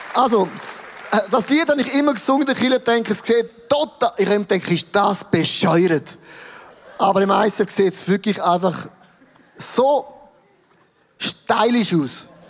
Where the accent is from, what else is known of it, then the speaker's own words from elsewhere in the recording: Switzerland; Ich bin aufgewachsen im Rital